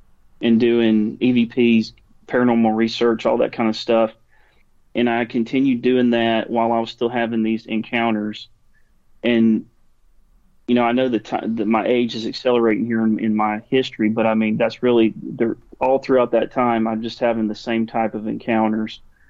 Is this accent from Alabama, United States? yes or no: yes; Alabama, United States; we're from Alabama